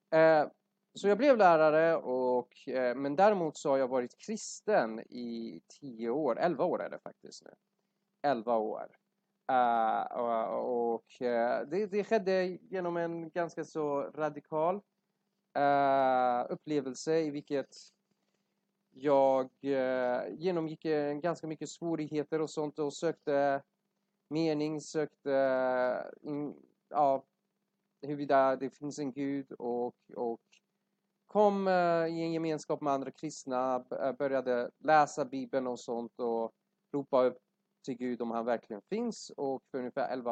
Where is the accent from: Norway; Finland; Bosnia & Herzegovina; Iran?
Iran; Swedish is a second language; now in Sweden; jag är ursprungligen från Iran uh, men varit här i Sverige större delen av mitt liv